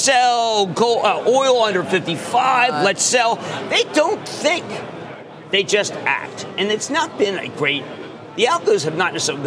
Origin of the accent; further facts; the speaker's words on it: Philadelphia, Pennsylvania, United States; I'm from Philadelphia